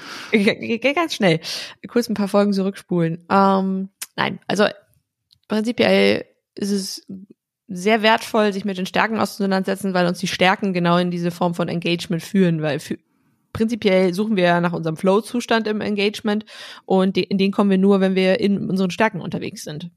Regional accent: North Rhine-Westphalia, Germany; also born or lived in Iceland; weil das tiefe R aus, aus äh, Westfalen, wo ich herkomme

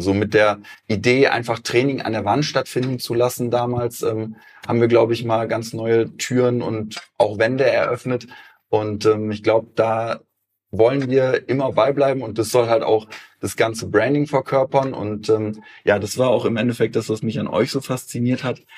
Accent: Eifel, Germany; moved away; also born or lived in Cologne; ich komme ursprünglich aus der Eifel.

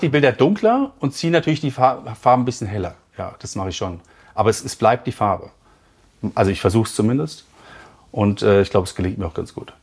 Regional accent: Frankfurt, Hesse, Germany; now in Chiemgau, Germany; ich komme aus Frankfurt ursprünglich

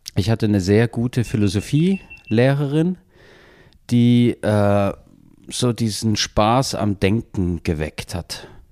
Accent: Chemnitz, Saxony, Germany; Uni Chemnitz, äh, wo ich aufgewachsen bin

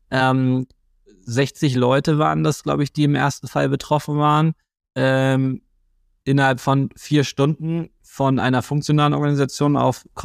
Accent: Germany; und außerdem sind wir Deutsche, wir finden eh alles doof.

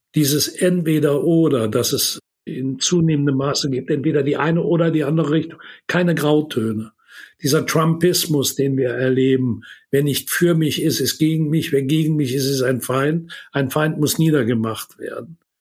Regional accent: Würselen, North Rhine-Westphalia, Germany; die Aula des Gymnasiums das ich besucht habe in meiner Heimatstadt in Würselen

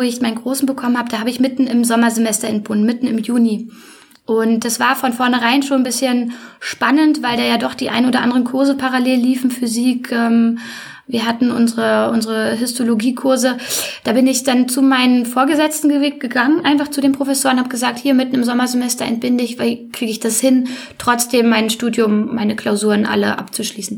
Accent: Berlin, Germany; moved away as an adult; now in Leipzig, Germany; erstmal bin ich ein Ur-Berliner, so richtig echter, gebürtiger Prenzelberger

